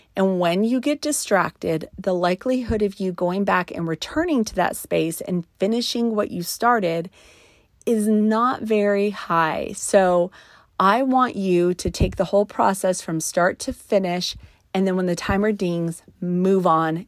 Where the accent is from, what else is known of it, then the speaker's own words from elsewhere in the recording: New Mexico, United States; I was raised in New Mexico in the mountain country. And so we grew up playing in the snow